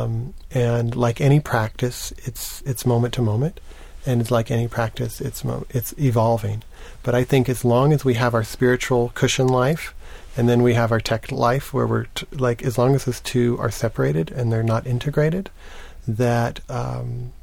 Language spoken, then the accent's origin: English; Lubbock, Texas, United States; I grew up in Lubbock, Texas, a small town in West Texas